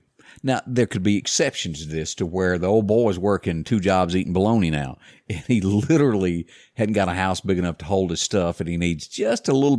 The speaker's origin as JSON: {"language": "English", "region": "the South", "country": "United States", "said": "We're from the South. We talk a lot."}